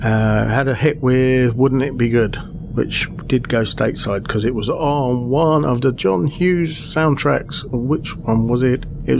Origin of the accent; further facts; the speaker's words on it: Aylesbury, South East England, United Kingdom; Aylesbury. Yeah. My hometown.